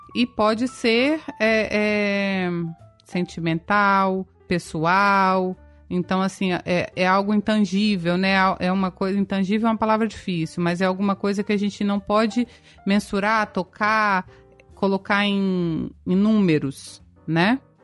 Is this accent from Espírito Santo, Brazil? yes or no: yes; Espírito Santo, Brazil; sou do Espírito Santo